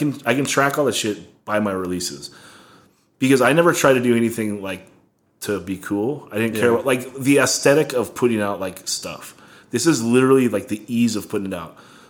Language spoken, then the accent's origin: English; Oxnard, California, United States; We're from Oxnard